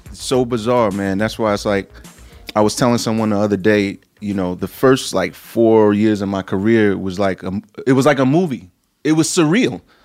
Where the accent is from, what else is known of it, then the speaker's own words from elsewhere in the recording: New York City, New York, United States; I'm from Brooklyn, New York